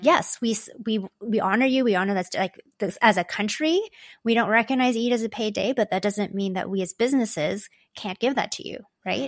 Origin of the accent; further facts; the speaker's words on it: Toronto, Ontario, Canada; also born or lived in Hong Kong; My parents and I moved here when I was just a baby. So I feel like I grew up in Canada, although technically I was an immigrant.